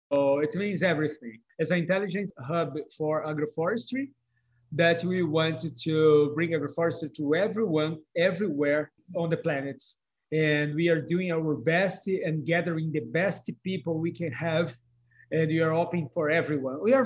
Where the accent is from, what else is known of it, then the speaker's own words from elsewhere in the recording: Brazil; from Brazil